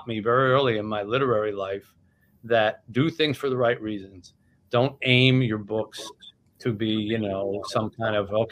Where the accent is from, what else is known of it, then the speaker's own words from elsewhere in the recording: New Jersey, United States; I grew up in Jersey, it's part of your language